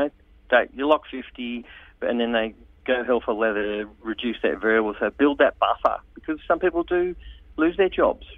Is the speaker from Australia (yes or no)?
yes; Sydney, New South Wales, Australia; I'm from Sydney as well